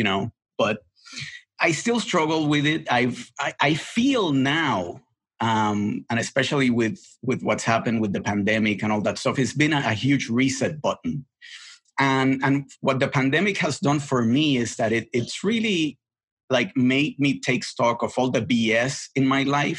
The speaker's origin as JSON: {"language": "English", "country": "Puerto Rico", "tie": "born or raised there", "also_born_or_lived": "Boston", "second_language": "English", "moved": "as an adult", "said": "I was brought up in the island. I left the island when I was 20. English was not my first language"}